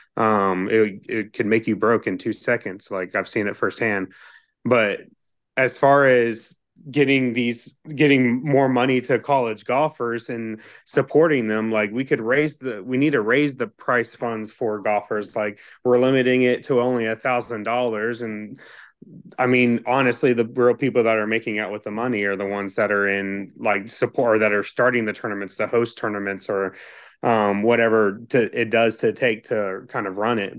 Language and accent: English; Texas, United States; moved away as an adult; also born or lived in Kentucky; I grew up in Texas